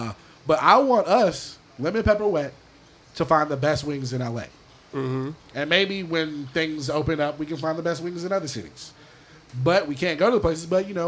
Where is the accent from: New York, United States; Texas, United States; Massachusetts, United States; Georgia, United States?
Georgia, United States; Atlanta; now in Los Angeles, United States; I'm from Atlanta, Georgia. We love wings.